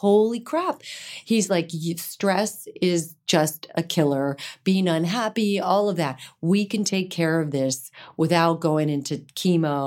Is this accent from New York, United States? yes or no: no; Phoenix, Arizona, United States; moved away; I grew up in Phoenix.